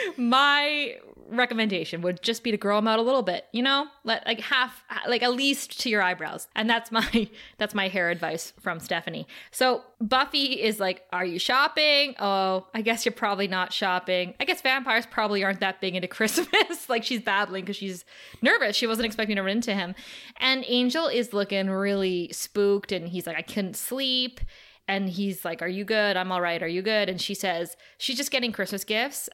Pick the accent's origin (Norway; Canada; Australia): Canada; we're Canadian